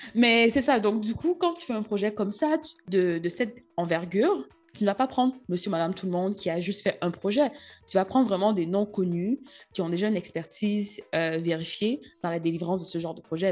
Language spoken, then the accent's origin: French; Cameroon; moved away; en grandissant au Cameroun